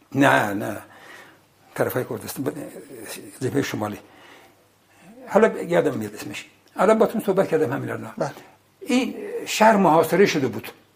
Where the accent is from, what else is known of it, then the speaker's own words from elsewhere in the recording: Ardabil, Ardabil Province, Iran; moved away; من بچه اردبیلم